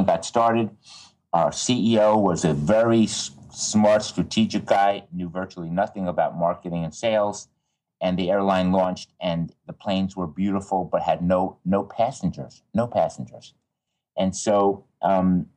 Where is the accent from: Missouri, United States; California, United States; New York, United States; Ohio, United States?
New York, United States; Levittown; I grew up outside of New York City, out in Long Island, a place called Levittown